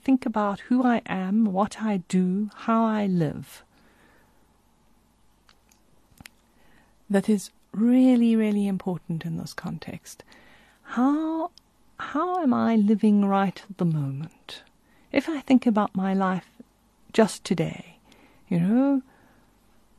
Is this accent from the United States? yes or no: no; South Africa; I think about growing up in South Africa